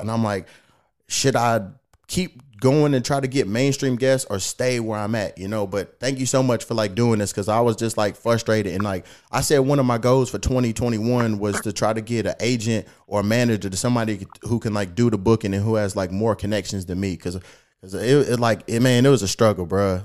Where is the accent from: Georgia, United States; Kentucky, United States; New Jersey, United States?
Kentucky, United States; now in Los Angeles, United States; I'm back here in my hometown in uh, Kentucky